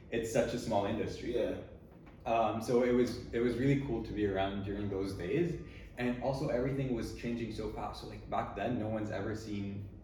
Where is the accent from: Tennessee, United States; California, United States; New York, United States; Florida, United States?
Tennessee, United States; born there; also born or lived in Switzerland; I was born in Tennessee. And very quickly after that, my parents moved to Switzerland.